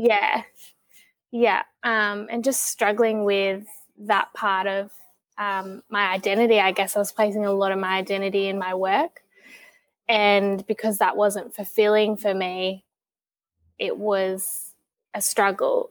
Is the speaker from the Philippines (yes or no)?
no; Tasmania, Australia; growing up in Tassie